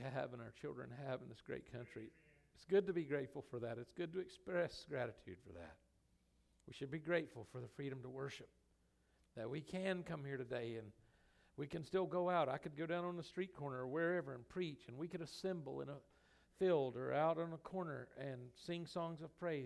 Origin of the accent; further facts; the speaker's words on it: United States; I'm American